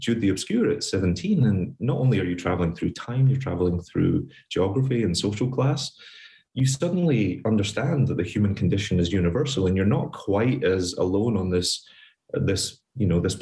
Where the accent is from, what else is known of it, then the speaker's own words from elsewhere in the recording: Glasgow, Scotland, United Kingdom; moved away as an adult; now in New York, United States; I grew up in poverty in Scotland during the Thatcher years